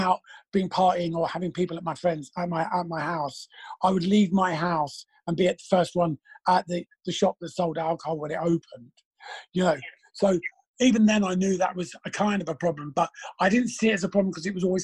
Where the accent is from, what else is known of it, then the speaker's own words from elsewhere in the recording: London, United Kingdom; we grew up in Battersea